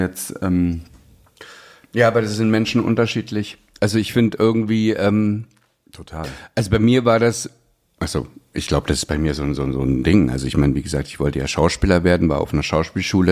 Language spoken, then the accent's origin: German; East Germany, Germany; ich bin, bin ähm, ja, im Osten groß geworden, wir mussten Russisch lernen